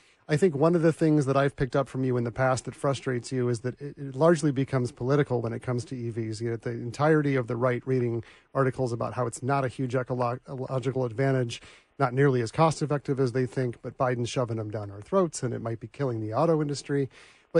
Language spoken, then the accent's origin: English; Michigan, United States; I'm from Michigan